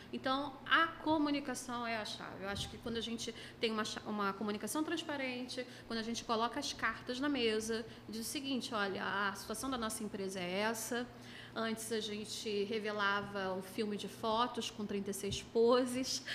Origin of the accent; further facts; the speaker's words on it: Niterói, Rio de Janeiro, Brazil; sou de Niterói